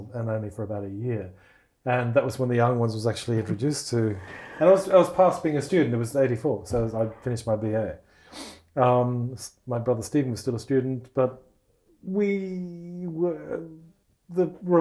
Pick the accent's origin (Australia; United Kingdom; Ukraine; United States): Australia; I'm Russian background, but I grew up as an English-speaking Australian